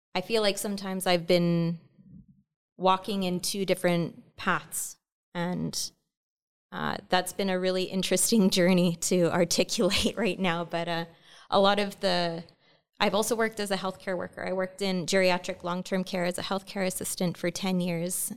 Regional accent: Lytton First Nation, interior of British Columbia, Canada; moved away; I'm from the Inuktitmuk Nation, uh, from Kamshin, uh, from Lytton First

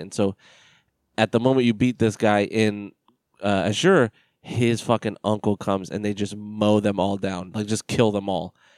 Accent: United States; I'm as American as they come

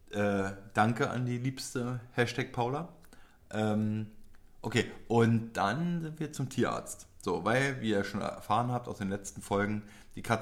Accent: Poland; du Idiot, ich bin Pole.

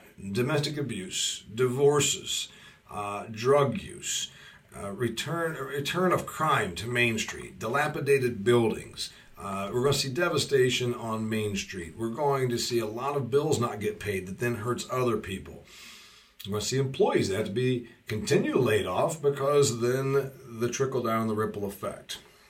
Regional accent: Indiana, United States; You get $390 a week in my home state of Indiana to be unemployed

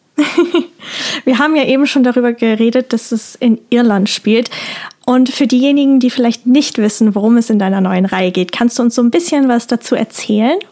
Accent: near Cologne, North Rhine-Westphalia, Germany; ich komme aus der Nähe von Köln

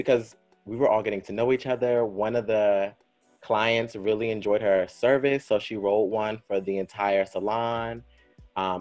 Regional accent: Clinton, Maryland, United States; also born or lived in Fort Washington, Maryland / New York; I grew up in Clinton too, but then my family moved to like Fort Washington area. But yeah, I'm from PG County.

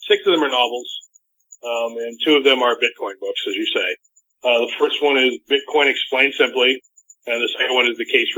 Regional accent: New Hampshire, United States; I'm from New Hampshire

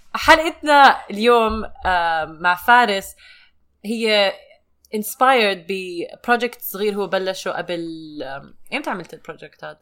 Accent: Jordan; moved away as an adult; now in United States; انا ربيت بالاردن ونقلت على امريكا وانا عمري 24 سنه

